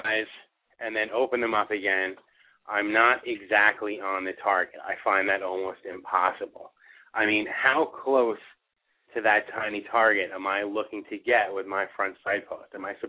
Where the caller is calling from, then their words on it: New Jersey, United States; I'm calling from New Jersey.